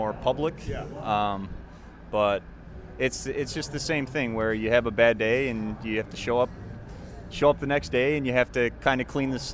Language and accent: English; Hortonville, Wisconsin, United States; also born or lived in Madison, Wisconsin; growing up in Hortonville, I love Hortonville